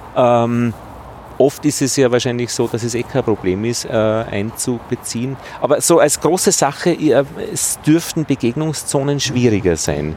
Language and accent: German; Altheim, Upper Austria, Austria; now in Vienna, Austria; in meiner Heimatgemeinde in Oberösterreich, in Altheim